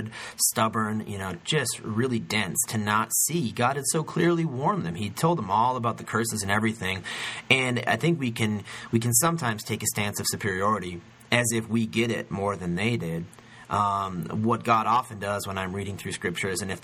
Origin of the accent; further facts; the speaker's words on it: United States; we Americans